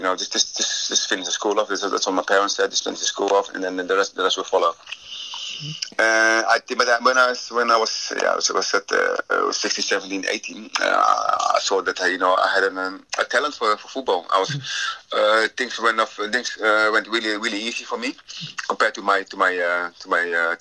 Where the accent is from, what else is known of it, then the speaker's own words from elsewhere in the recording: Rotterdam, South Holland, Netherlands; moved away as an adult; also born or lived in United Kingdom; I'm back home in my hometown, Rotterdam.